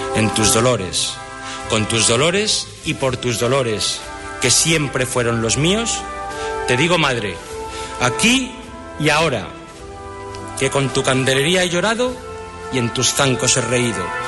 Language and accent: Spanish; Huelva, Andalusia, Spain; soy cofrade, soy de Huelva, soy de Dios